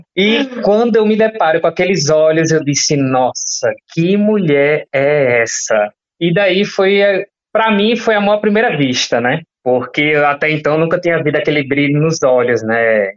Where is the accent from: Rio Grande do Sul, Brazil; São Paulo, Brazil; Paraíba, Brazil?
Paraíba, Brazil; João Pessoa; eu sou daqui de João Pessoa